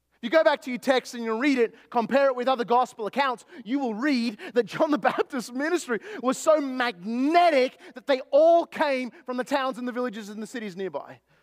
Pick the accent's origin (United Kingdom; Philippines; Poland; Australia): Australia; born or raised there; now in East Texas, United States